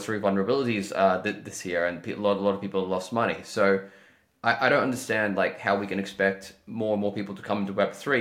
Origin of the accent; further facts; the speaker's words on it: Australia; I'm from Australia